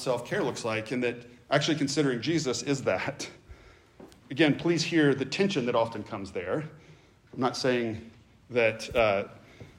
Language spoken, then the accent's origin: English; the South, United States; I grew up in the South